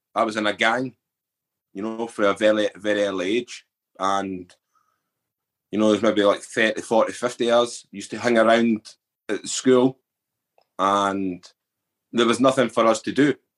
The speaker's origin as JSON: {"language": "English", "town": "Edinburgh", "region": "Scotland", "country": "United Kingdom", "tie": "born or raised there", "said": "I was brought up in the East Coast, Edinburgh"}